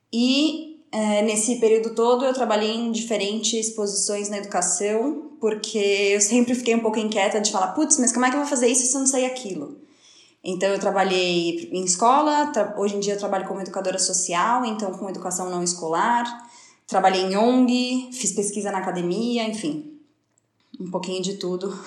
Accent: São Paulo, Brazil; moved away as an adult; now in Barcelona, Spain; eu sou de São Paulo, São Paulo capital.

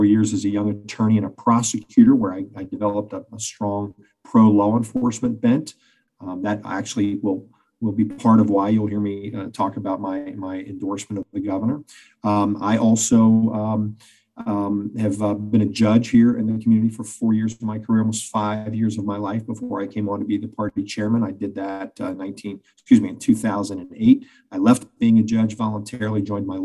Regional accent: Cincinnati, Ohio, United States; I'm a native West Sider

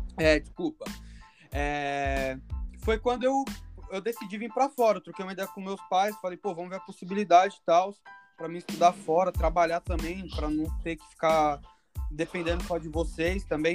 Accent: Guarulhos, São Paulo, Brazil; moved away as an adult; also born or lived in Bahia; now in Canada; eu nasci na Bahia, porém muito cedo já fui para Guarulhos, São Paulo

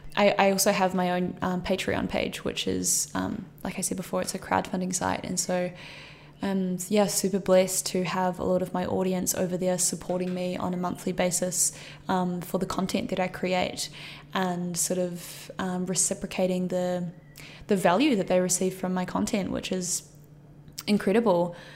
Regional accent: Christchurch, Canterbury, New Zealand; moved away; I grew up in New Zealand, uh, in Christchurch

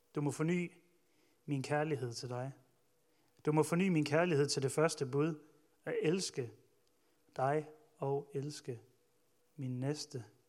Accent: Ølgod, Southern Denmark, Denmark; jeg voksede op i Ølgod

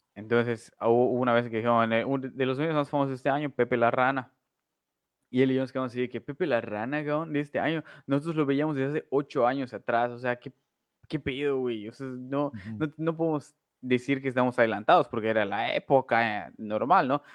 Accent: Mexico

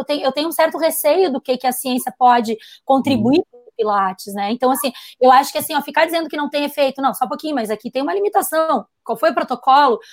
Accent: Brazil; como brasileiro

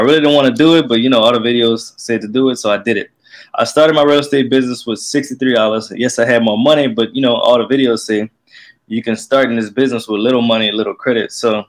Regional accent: Lafayette, Louisiana, United States; I'm 26. My market is Lafayette, Louisiana. I'm from Lafayette, Louisiana.

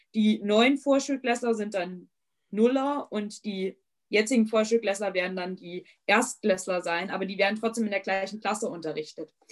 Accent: East Hesse, Germany; ich komme halt aus Osthessen

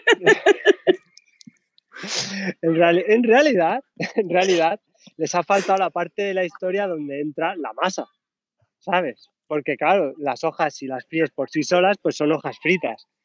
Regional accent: Region of Murcia, Spain; si digo la primera frase en inglés, ya saben que soy murciano.

